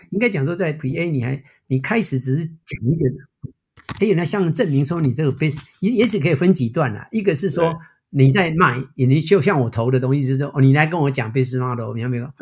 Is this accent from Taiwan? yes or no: yes; Taiwan; moved away as an adult; now in United States; 我虽然是台湾出生， 但是我的整个career其实都在美国